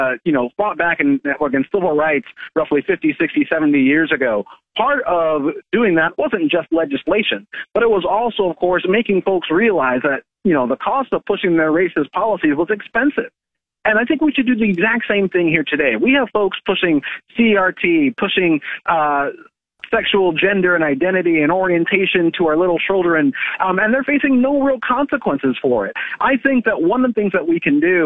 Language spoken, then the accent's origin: English; Kansas, United States; My state, my home state of Kansas